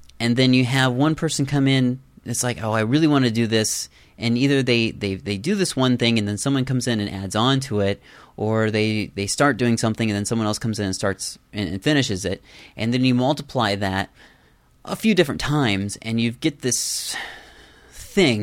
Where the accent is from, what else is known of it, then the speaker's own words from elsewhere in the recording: Iowa, United States; I'm from Iowa too.